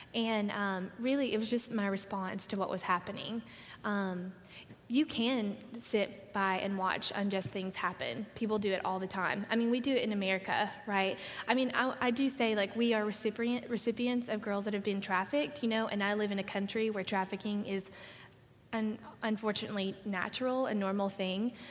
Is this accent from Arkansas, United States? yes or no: yes; Arkansas, United States; I grew up in Arkansas